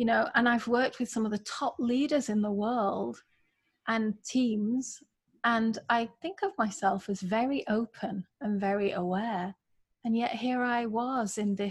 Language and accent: English; England, United Kingdom; now in United States; I'm from England originally